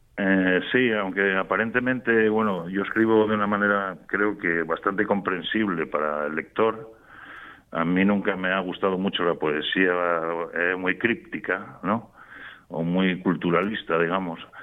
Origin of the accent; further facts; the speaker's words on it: Gijón, Asturias, Spain; moved away as an adult; also born or lived in Madrid; yo soy de Gijón y, me fui con 18 años para Madrid